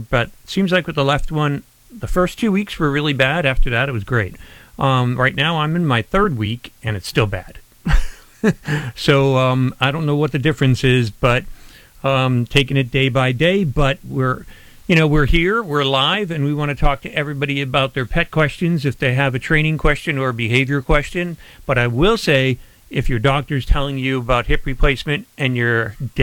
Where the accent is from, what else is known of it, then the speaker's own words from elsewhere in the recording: Scranton, Pennsylvania, United States; moved away as an adult; now in Tampa Bay, United States; growing up in Scranton, Pennsylvania, and all the snow we used to get there